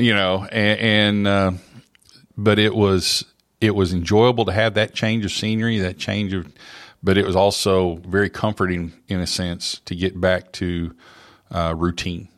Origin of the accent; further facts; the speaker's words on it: Oklahoma, United States; moved away as an adult; now in Middle Tennessee, United States; I grew up in Oklahoma and, uh, all over the state